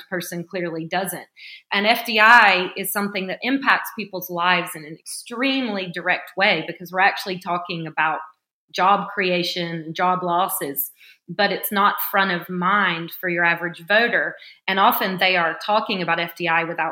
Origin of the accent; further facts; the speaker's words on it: Alabama, United States; moved away; I'm originally from Alabama